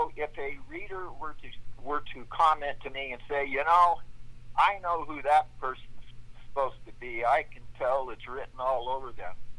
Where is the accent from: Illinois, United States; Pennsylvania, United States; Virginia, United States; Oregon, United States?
Oregon, United States; Portland; now in Boise, United States; when I was just a boy, we moved across the state to Portland.